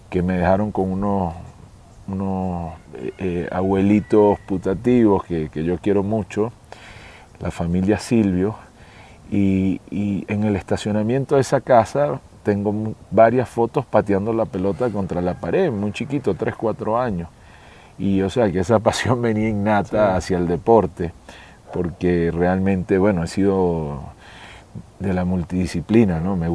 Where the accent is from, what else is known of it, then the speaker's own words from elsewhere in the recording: Venezuela; moved away; also born or lived in New York, United States / Caracas, Venezuela; yo soy de la costa también, entonces me gusta mucho el pescado